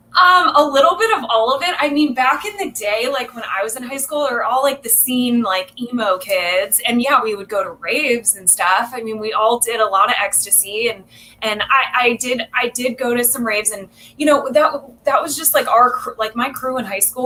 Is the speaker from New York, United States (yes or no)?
no; South Orange County, California, United States; also born or lived in South Bay, California; I was born in South Bay and raised in South Orange County. My family moved down here when I was young, like three